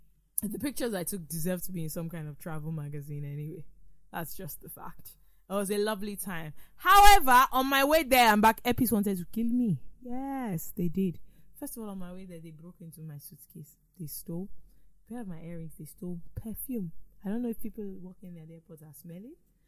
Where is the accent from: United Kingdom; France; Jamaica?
United Kingdom; Well, I don't have this problem. Like I said, I'm British.